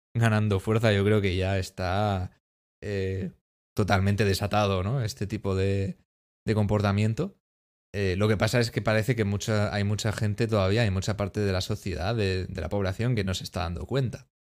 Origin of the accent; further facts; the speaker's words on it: Spain; España, somos los, los apestados un poquito